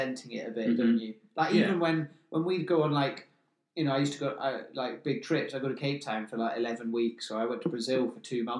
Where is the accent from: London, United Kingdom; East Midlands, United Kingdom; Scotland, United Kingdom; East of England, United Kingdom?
Scotland, United Kingdom; Scottish Highlands; moved away; also born or lived in Australia / Greece / Eastbourne; I grew up in the Scottish Highlands. I don't know anything about cities and stuff.